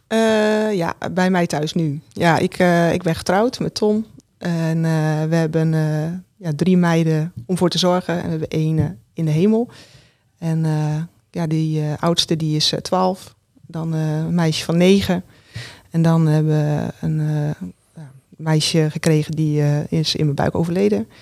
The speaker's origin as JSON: {"language": "Dutch", "town": "Roden", "region": "Drenthe", "country": "Netherlands", "tie": "born or raised there", "said": "ik ben geboren in Rode. En ja, in een groot gezin."}